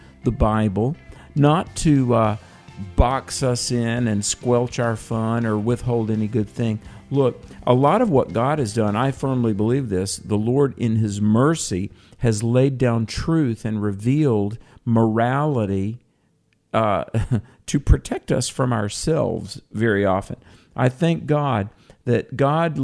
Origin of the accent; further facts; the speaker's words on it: Greensboro, North Carolina, United States; my hometown of Greensboro, North Carolina